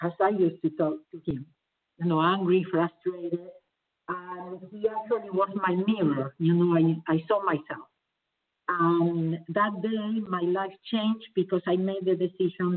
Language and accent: English; Argentina; moved away as an adult; now in Los Angeles, United States; I was born in Argentina